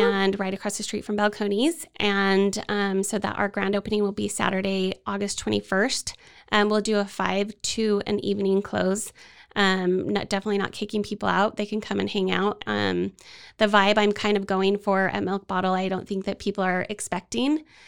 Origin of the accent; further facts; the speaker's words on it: Utah, United States; moved away as an adult; now in Waco, United States; I am from Utah, and we came here for my husband's job